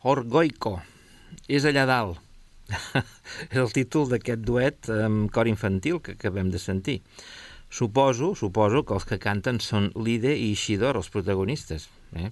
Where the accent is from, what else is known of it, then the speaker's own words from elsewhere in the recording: Catalonia, Spain; com a català